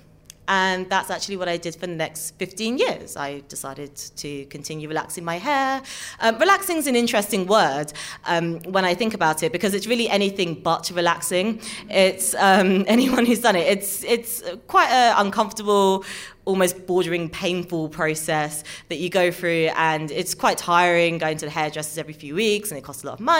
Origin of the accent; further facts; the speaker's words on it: London, United Kingdom; I'm a mixed race girl born and bred in London